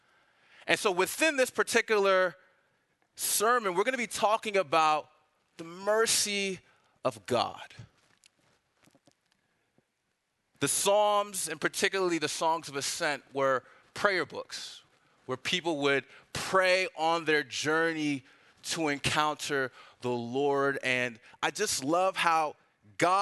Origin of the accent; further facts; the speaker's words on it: Washington, District of Columbia, United States; moved away as an adult; also born or lived in Nigeria (ancestry); now in Atlanta, United States; I'm not from Atlanta, I'm from DC